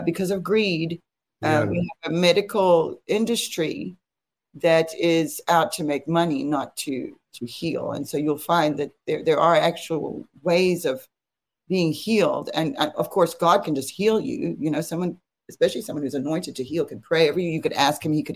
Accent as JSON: {"language": "English", "country": "South Africa", "tie": "born or raised there", "moved": "yes", "said": "I'm from South Africa, which is not far from Zimbabwe"}